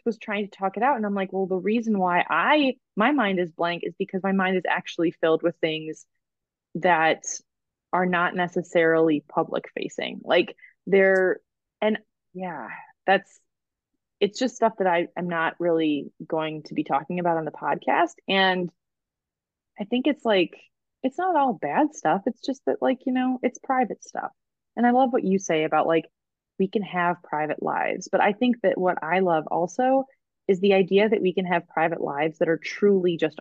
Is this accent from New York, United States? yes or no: no; Michigan, United States; when I was growing up in Michigan, I was part of this neighborhood